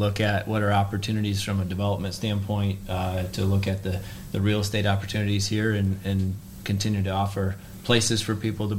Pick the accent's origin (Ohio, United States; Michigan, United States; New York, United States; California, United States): Michigan, United States; West; I grew up in West Michigan, more of a rural area, married my high school sweetheart, Amanda, and we were attracted initially to the Ada area